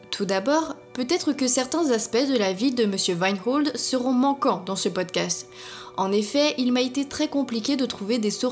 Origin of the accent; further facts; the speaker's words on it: Germany; accent: German; French is a second language; Oh et désolé pour mon accent allemand.